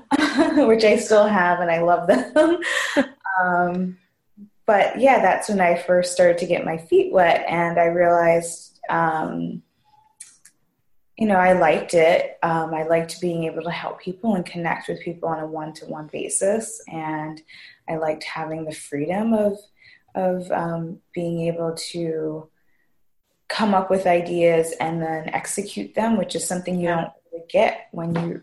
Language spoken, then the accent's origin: English; New York, United States; now in Rhode Island, United States; I'm originally from New York